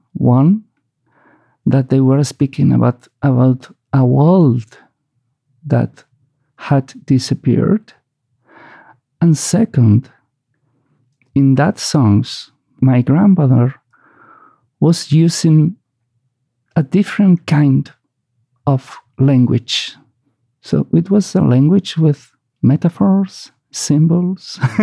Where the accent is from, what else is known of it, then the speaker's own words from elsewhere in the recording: Basque Country, Spain; moved away as an adult; now in New York, United States; my hometown because my family was a family of fishermen